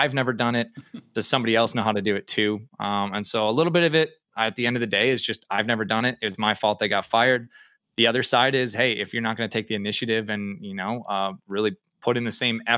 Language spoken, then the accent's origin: English; Minnesota, United States; moved away as an adult; now in Fargo, United States; right now I live in Fargo, North Dakota, but I grew up in Minnesota.